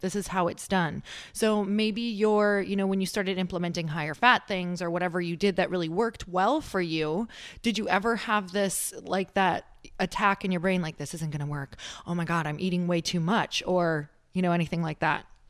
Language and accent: English; Midwest, United States; also born or lived in Upper Michigan / Wisconsin / Minnesota; I'm from the Midwest